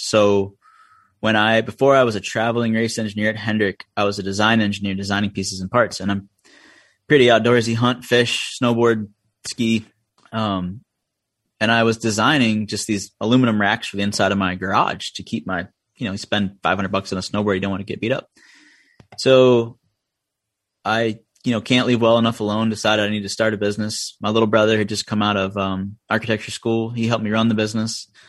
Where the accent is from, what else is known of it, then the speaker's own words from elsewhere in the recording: Middlebury, United States; She showed it to me, and I was like, this is great. I was like, that's my hometown. I'm so proud of that.